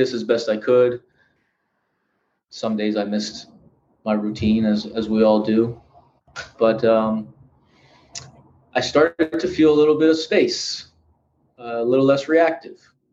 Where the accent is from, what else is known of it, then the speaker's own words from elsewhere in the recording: Philadelphia, Pennsylvania, United States; now in Los Angeles, United States; I'm from Philly